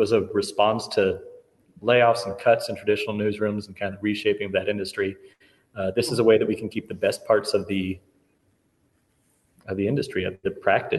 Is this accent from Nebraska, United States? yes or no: yes; Omaha, Nebraska, United States; I'm from Omaha. I went to Central High School up the road here.